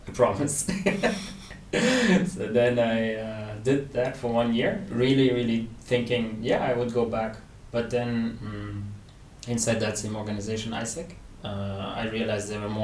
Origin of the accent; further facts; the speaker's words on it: Germany; moved away as an adult; now in Malaysia; I'm originally from Germany